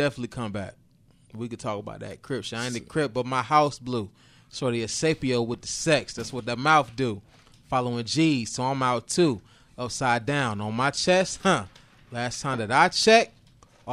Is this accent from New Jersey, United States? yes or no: no; New Bern, North Carolina, United States; I'm from New Bern